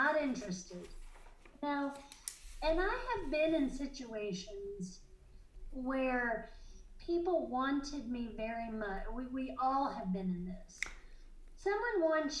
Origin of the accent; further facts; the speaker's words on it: the South, United States; I'm a Southerner. I don't really identify that way, but I was born in the South.